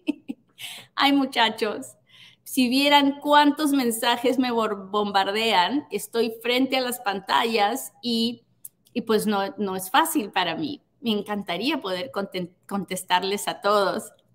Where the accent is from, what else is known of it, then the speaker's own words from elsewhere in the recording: Peru; now in United States; soy peruana